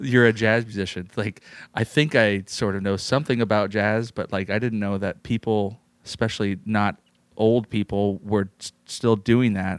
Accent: San Jose, California, United States; moved away as an adult; also born or lived in New York City; I grew up in San Jose, California

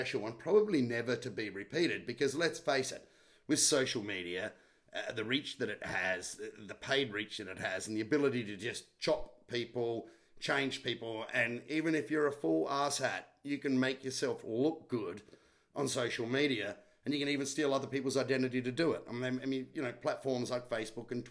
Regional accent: South Australia, Australia; I was from South Australia

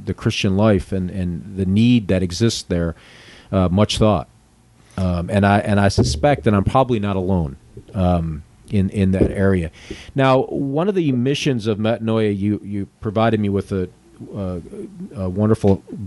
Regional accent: Western New York, United States; I grew up in Western New York

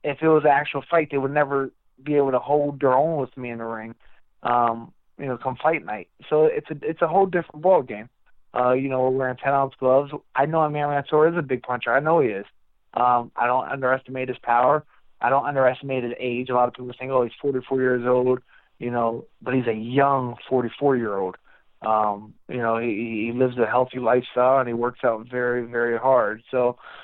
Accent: Reading, Pennsylvania, United States; my hometown of Reading, Pennsylvania

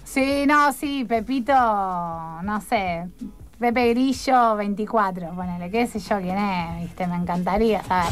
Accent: Rufino, Santa Fe, Argentina; now in Rosario, Argentina; soy de Rufino

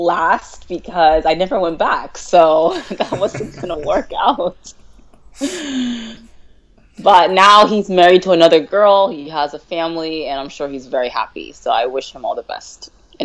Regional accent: Bellevue, Nebraska, United States; I'm from Bellevue, Nebraska. It's like a little suburb out of the big city, Omaha.

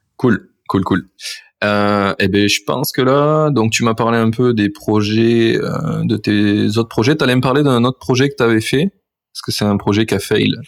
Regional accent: France; je suis français

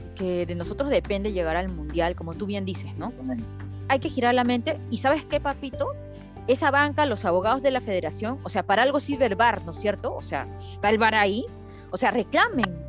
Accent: Peru; soy peruana

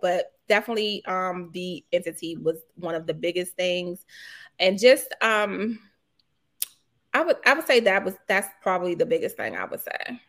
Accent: Washington, District of Columbia, United States; moved away as an adult; now in Lanham, Maryland, United States; I grew up in Petworth

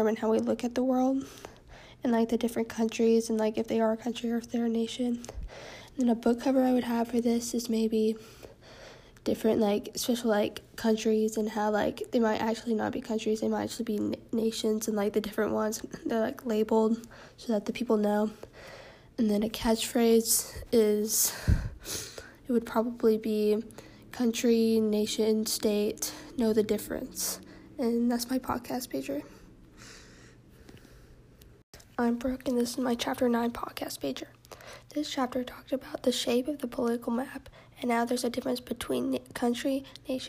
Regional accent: Texas, United States; I'm from Texas

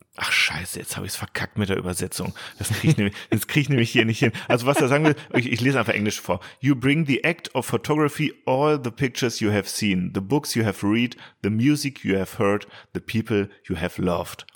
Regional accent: Bielefeld, North Rhine-Westphalia, Germany; für mich als Bielefelder

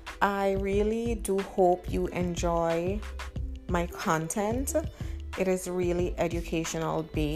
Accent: Jamaica; now in Canada; I am Jamaican living in Canada to be exact.

